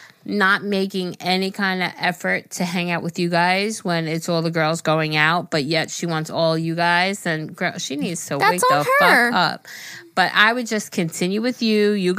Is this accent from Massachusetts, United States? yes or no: yes; Massachusetts, United States; I'm from Massachusetts, and I love your podcast so much.